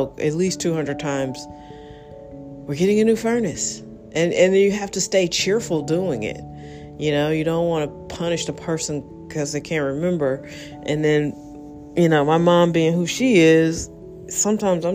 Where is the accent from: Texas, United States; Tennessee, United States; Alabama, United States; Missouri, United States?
Missouri, United States; North County; I grew up in North County